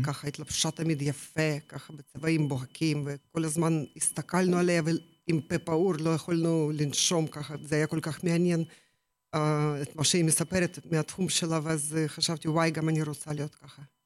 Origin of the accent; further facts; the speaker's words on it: Ukraine; Hebrew is a second language; moved away as an adult; now in Israel; האזור ממנו באתי, מאוקראינה, גם mm-hmm. לא רחוק מהים השחור. כל mm-hmm. החיים שלי, כל, כל הילדות שלי רשם שם